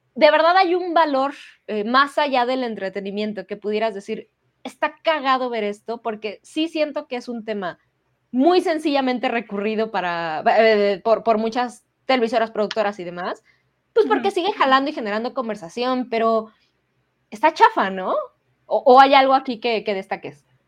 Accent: Mexico; como sociedad mexicana

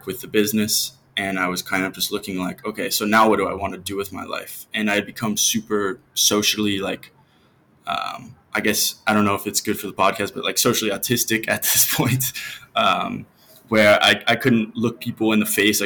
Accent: Cincinnati, Ohio, United States; moved away as an adult; now in Mazatlan, Mexico; I'm from Ohio, from Cincinnati, and in Ohio, it's a very repetitive place in the States

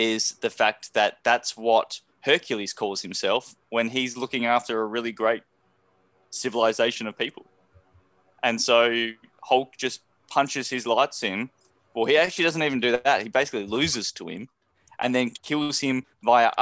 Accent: Tasmania, Australia; moved away; I'm from Tasmania.

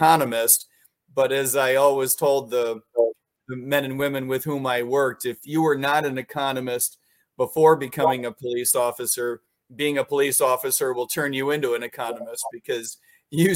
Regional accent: Chicagoland, Illinois, United States; moved away as an adult; also born or lived in New York / Washington, D.C.; I grew up in Chicagoland, grew up in Des Plaines, Mount Prospect, Arlington Heights

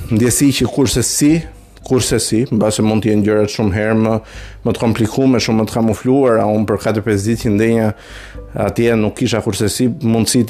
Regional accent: Albania; jam shqiptare

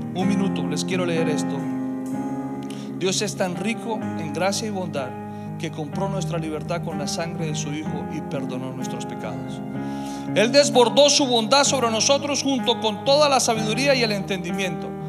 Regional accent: Colombia; moved away; me tocó a mí ser colombiano

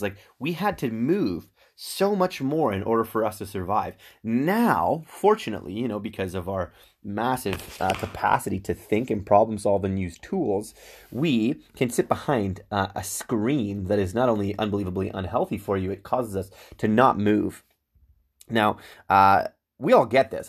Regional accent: Whitby, Ontario, Canada; also born or lived in Ajax; I was raised in Whitby, Ajax

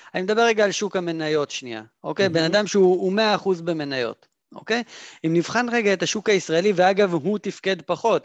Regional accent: Israel; אנחנו אגב, במיוחד כישראלים

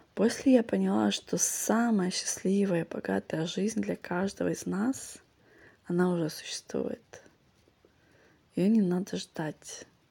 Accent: Vladivostok, Primorsky Krai, Russia; moved away; also born or lived in Singapore; те, кто тут вырос, для наших ног это нормально

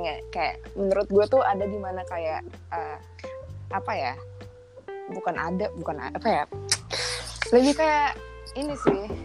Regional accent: Indonesia; moved away as an adult; now in France; gue balik ke Indonesia

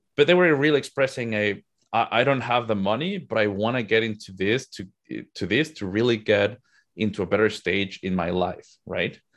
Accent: Mexico City, Mexico; moved away as an adult; now in United States; I'm originally from Mexico. Mexico City is home for me, but I moved to the U S in twenty fifteen.

